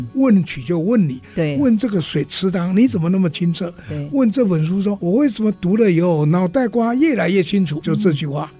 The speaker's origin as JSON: {"language": "Chinese", "town": "Guanxi", "region": "Hsinchu County", "country": "Taiwan", "tie": "born or raised there", "moved": "as an adult", "lives_now": "Taipei, Taiwan", "said": "我是从小在关系长大的"}